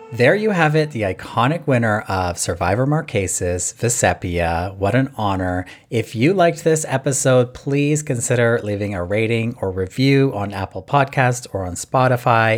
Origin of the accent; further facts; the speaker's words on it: Canada; from my hometown here